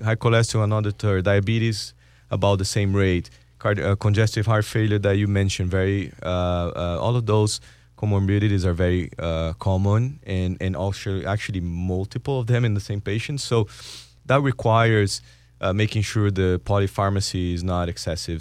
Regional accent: Brazil; moved away; I'm from Brazil

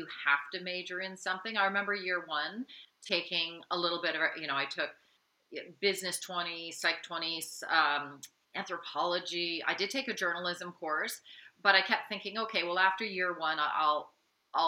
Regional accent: London, Ontario, Canada; I grew up in London, Ontario

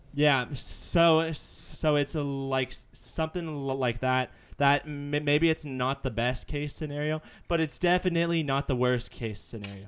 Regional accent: United States; it's great being an American

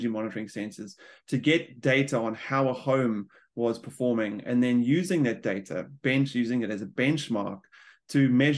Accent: South Africa; moved away as an adult; now in New Zealand; I'm a South African immigrant, like a lot of New Zealanders now, and I've been in New Zealand for the last 12 years.

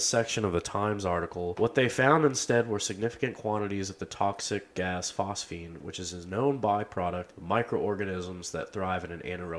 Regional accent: Louisville, Kentucky, United States; I am from Louisville. It's Louisville, by the way, guys. It's Louisville.

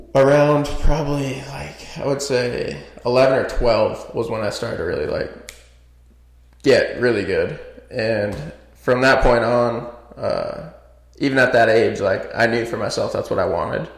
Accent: Nevada, United States; also born or lived in Northridge, California; I grew up in a small little country town outside of Vegas.

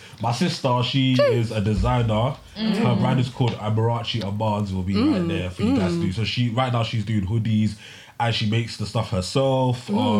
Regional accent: London, United Kingdom; I'm from South and I went to school with Peckham.

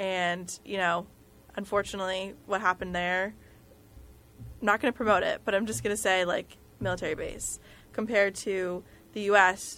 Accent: New Jersey, United States; growing up in New Jersey

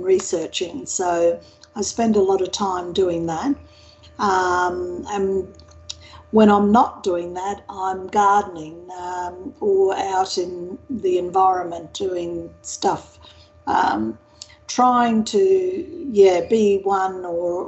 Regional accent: Winton, Queensland, Australia; I was born in a small country town west of Townsville, near Mount Isa, actually, or south of Mount Isa, called Winton

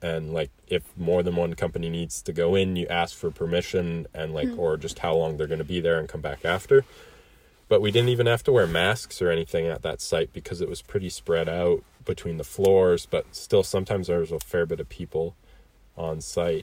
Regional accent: Kelowna, British Columbia, Canada; born and raised in Kelowna

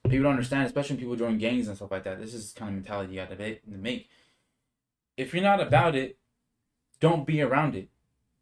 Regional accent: Bakersfield, California, United States; I'm from Bakersfield, California

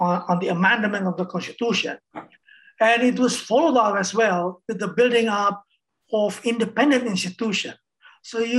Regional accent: Indonesia; I came from Indonesia

